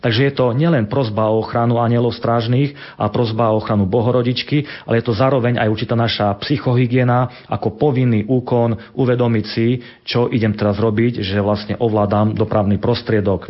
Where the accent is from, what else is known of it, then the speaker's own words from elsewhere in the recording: Sabinov, Prešov Region, Slovakia; Sabinov, odkiaľ pochádzam